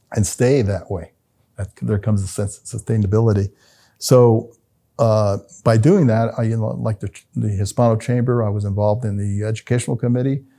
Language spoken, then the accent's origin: English; Albuquerque, New Mexico, United States; I come from Martinez Town, the body of Martinez Town.